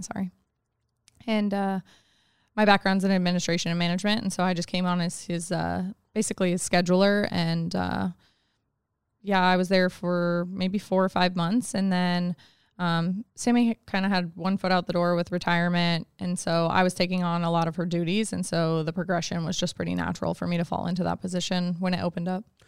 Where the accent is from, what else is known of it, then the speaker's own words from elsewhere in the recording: Anchorage, Alaska, United States; I grew up in Anchorage. I was born here, and I went to Diamond High School, graduated twenty ten